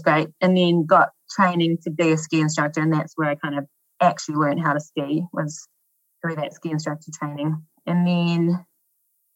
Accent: Dannevirke, Manawatū-Whanganui, New Zealand; moved away; also born or lived in Aspen, Colorado; In Dannevirke, which is a small town on the North Island.

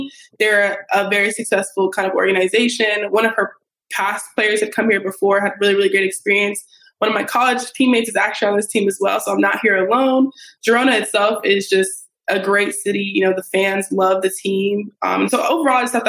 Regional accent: Colorado, United States; moved away as an adult; also born or lived in California; now in Brooklyn, United States; I'm from Colorado, went to school in California.

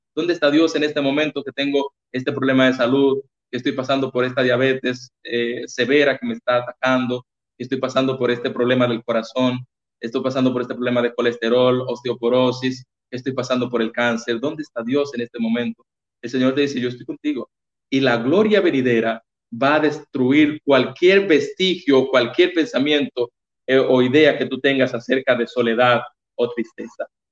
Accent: Baní, Peravia, Dominican Republic; me mandaron a la sucursal de donde yo soy, que soy de Baní

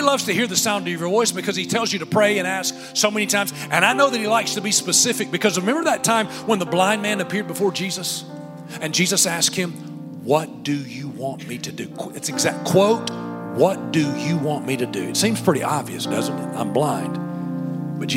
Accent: Alabama, United States; I'm from Alabama

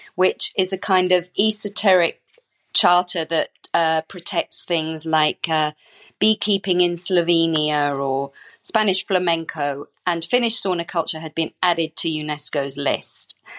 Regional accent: United Kingdom; I'm British. I did not grow up with the sauna

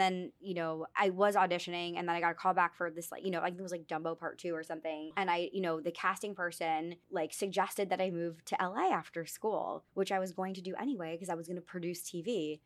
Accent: New York City, New York, United States; moved away as an adult; now in Los Angeles, United States; we moved to New York, and I, I grew up in New York

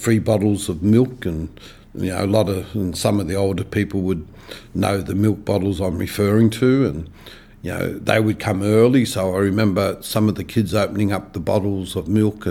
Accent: Sydney, New South Wales, Australia; now in Perth, Australia; when I was a young boy, I moved from Perth across to New South Wales, and I would have been 8-9 years of age. We moved to a place called Villawood, which was then in the outer western suburbs of Sydney, and Villawood was a extremely hard place in which to grow up

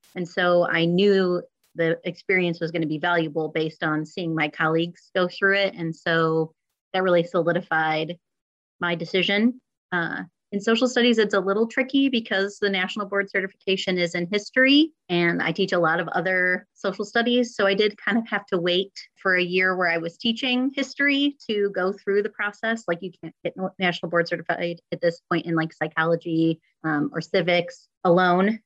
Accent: St. Charles, Illinois, United States; I am also a D303 alum. So I went all K through 12 in the district as well

